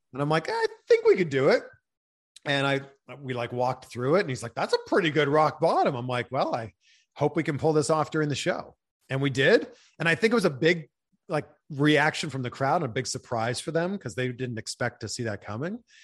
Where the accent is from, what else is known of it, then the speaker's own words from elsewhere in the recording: Pickering, Ontario, Canada; my hometown of Pickering, Ontario